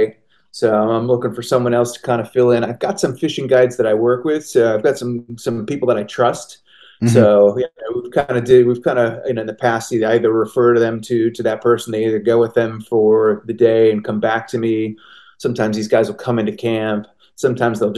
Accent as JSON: {"language": "English", "region": "Connecticut", "country": "United States", "tie": "born or raised there", "said": "I grew up in Connecticut, but I've been coming up to the Catskills since I was a little kid"}